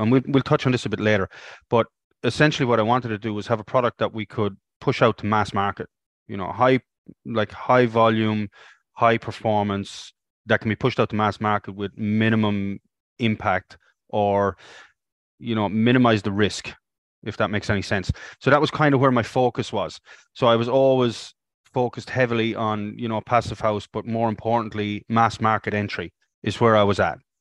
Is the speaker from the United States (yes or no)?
no; Ireland; moved away as an adult; now in Australia; ended up back in Ireland